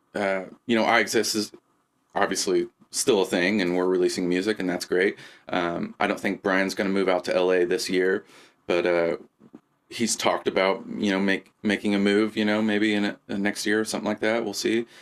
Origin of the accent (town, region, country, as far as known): Lebanon, Indiana, United States; moved away